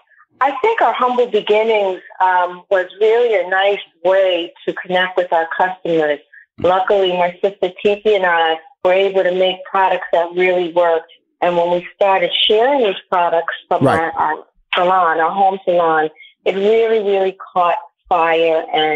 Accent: New York, United States; now in Miami, United States; So right now I'm calling from South Florida. I'm in Miami. I'm originally from New York, but I was able to get here.

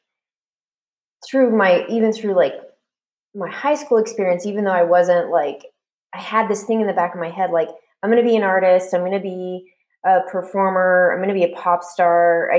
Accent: Washington, District of Columbia, United States; So I ended up going to Catholic University because I got a full ride in my hometown.

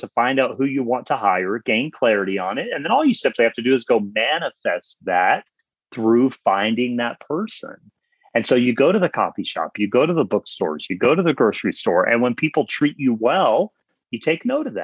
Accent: the South, United States; I'm from the South

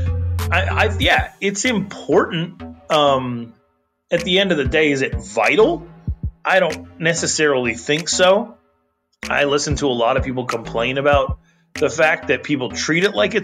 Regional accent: Wyoming, United States; now in Arizona, United States; I'm from Wyoming

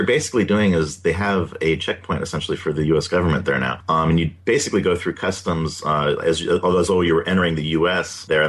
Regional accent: Southern California, United States; also born or lived in San Diego; Growing up in Southern California, we have Disneyland and things.

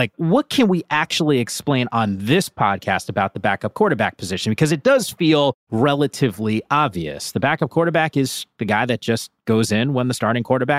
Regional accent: Northeast, United States; I grew up in the Northeast.

